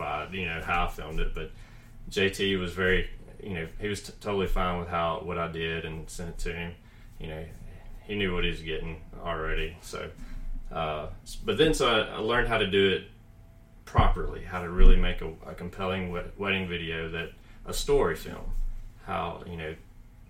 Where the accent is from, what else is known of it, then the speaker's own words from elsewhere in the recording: Columbus, United States; now in Huntsville, United States; I grew up in Columbus